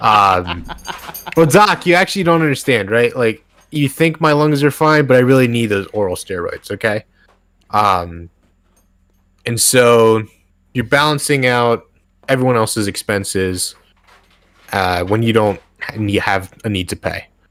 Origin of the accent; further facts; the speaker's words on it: Northern Virginia, United States; I was raised in Northern Virginia